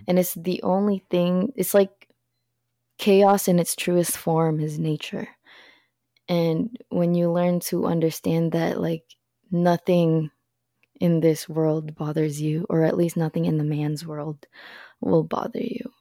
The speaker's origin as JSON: {"language": "English", "country": "Philippines", "moved": "yes", "said": "I'm from the Philippines"}